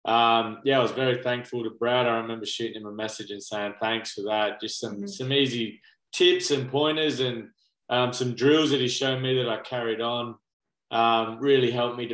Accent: Barossa Valley, South Australia, Australia; Where we grew up in the Barossa Valley. So it's about an hour's drive to Adelaide.

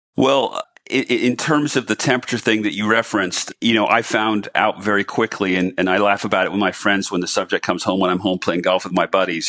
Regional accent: New Smyrna Beach, Florida, United States; my hometown of New Smyrna Beach, Florida

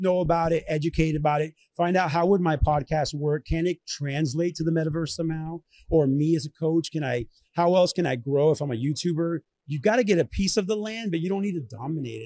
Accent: Orlando, Florida, United States; also born or lived in Venezuela / Southern California; now in Tampa, United States; I grew up here in Orlando

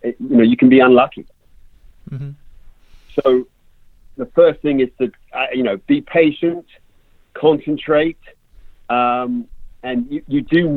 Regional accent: England, United Kingdom; moved away; also born or lived in London; I grew up in England. I am an Englishman

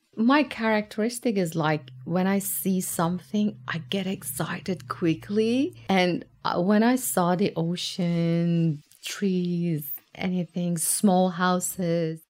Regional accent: Tehran, Tehran Province, Iran; moved away as an adult; now in Tasmania, Australia; I come from Tehran, Tehran is a massive, compact city compared to Tasmania

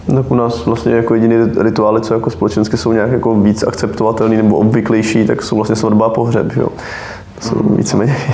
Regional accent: Bohemia, Czechia; u nás v Čechách

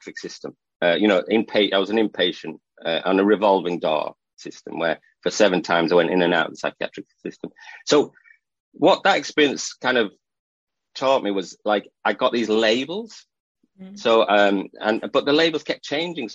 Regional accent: England, United Kingdom; also born or lived in Northumberland; I'm from England. I live in Northumberland, near Scotland, so for the northeast coast of England

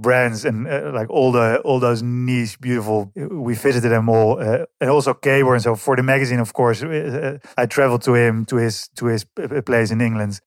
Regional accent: Hilversum, North Holland, Netherlands; English is a second language; moved away; also born or lived in Amsterdam; from the Netherlands. Uh, uh, grew up in, uh, a small village called Verzijst, then Hilversum

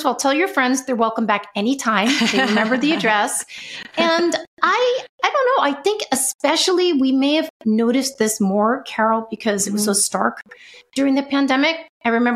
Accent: New York City, New York, United States; moved away as an adult; also born or lived in Los Angeles; I moved to Los Angeles from New York City, where I'm from, when I was 24.

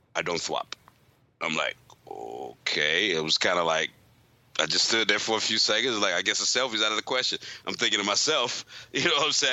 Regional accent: St. Louis, Missouri, United States; I'm from St. Louis

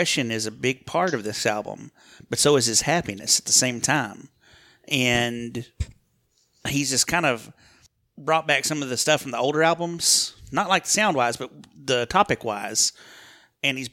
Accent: Bogata, Texas, United States; I'm from a little town called Bogota, outside of Paris, about a couple hours from Dallas.

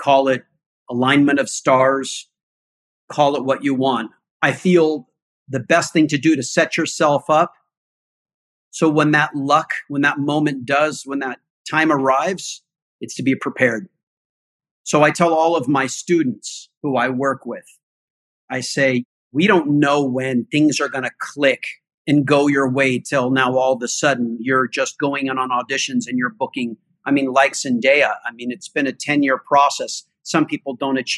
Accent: Altadena, California, United States; I grew up in Altadena, which is just above Pasadena, California

